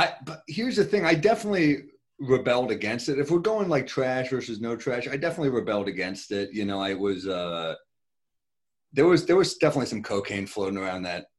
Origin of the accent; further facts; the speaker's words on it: New York City, New York, United States; I loved growing up in Manhattan.